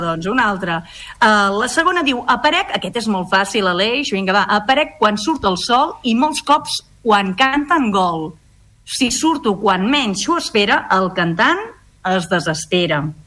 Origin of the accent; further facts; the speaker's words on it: Catalonia, Spain; som catalans